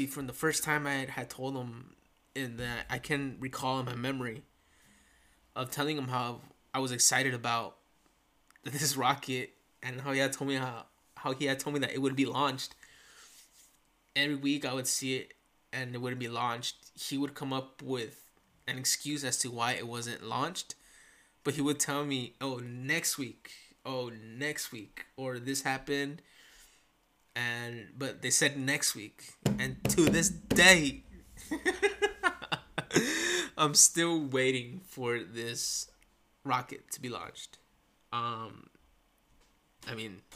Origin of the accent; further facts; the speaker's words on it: Santa Ana, California, United States; also born or lived in Orange, California; for those that do live here in Santa Ana, which is where I was born